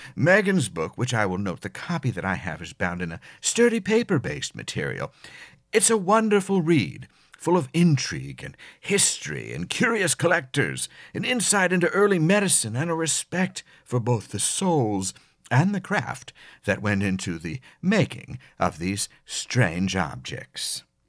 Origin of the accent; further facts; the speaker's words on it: near Philadelphia, Pennsylvania, United States; moved away; our shared background growing up near Philadelphia